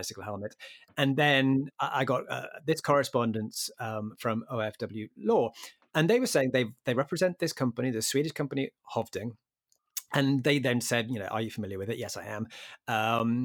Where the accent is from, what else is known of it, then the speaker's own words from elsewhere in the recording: England, United Kingdom; as an Englishman